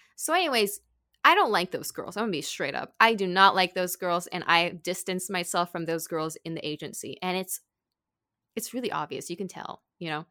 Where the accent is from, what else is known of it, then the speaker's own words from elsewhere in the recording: California, United States; moved away as an adult; also born or lived in Arizona / Tokyo, Japan; I grew up in California